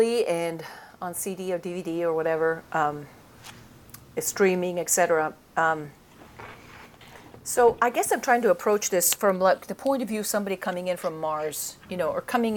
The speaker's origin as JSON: {"language": "English", "country": "Italy", "tie": "born or raised there", "moved": "yes", "lives_now": "United States", "said": "Italy, where I grew up"}